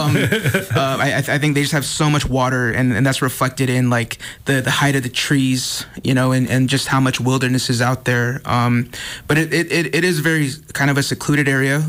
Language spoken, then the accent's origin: English; Gallup, New Mexico, United States; moved away as an adult; now in Los Angeles, United States; I'm originally from, um, Gal-, Gallup, New Mexico, from the Navajo Reservation